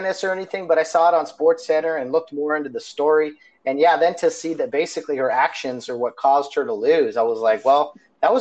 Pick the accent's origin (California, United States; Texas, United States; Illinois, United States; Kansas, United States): California, United States; Glendora; Glendora, which is my hometown, where I grew up